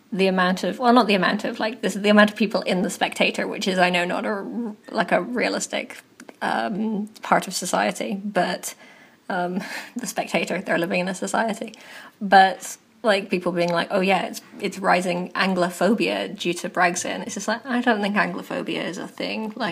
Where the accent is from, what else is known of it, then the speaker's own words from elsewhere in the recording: County Kerry, Ireland; I once introduced myself to Karen Bradley and told her I was from Kerry